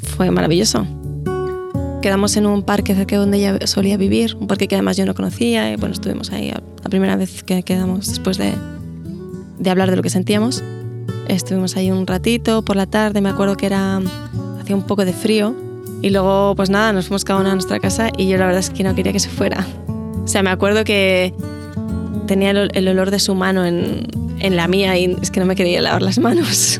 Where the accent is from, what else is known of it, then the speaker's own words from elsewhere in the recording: Spain; vengo de España